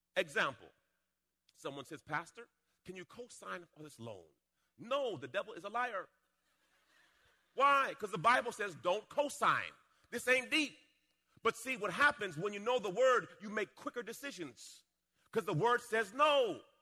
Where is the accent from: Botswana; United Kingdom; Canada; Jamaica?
Jamaica; When I was a little boy, I was born in Jamaica. And uh, we were in a rough part of the town.